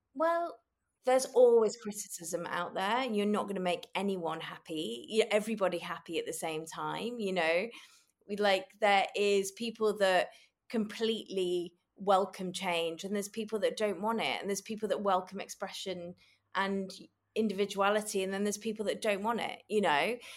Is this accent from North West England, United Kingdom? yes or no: yes; Manchester, North West England, United Kingdom; I grew up in Manchester